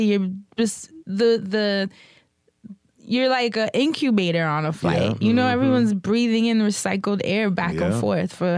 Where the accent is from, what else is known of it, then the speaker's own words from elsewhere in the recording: New York, United States; being a New Yorker